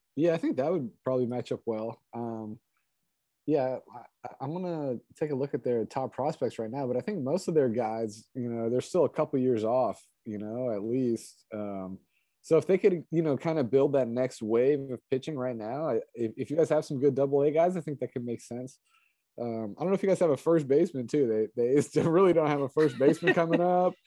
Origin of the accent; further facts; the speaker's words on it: East Bay, California, United States; I grew up in the East Bay uh, as a kid